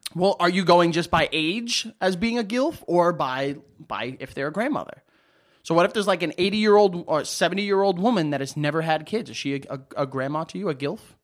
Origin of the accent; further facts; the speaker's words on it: New York, United States; I'm a New Yorker.